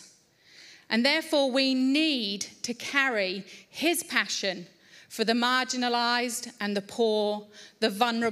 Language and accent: English; Layer de la Haye, East of England, United Kingdom; moved away; I grew up in England, and I grew up in a beautiful little village called Laya de la Haye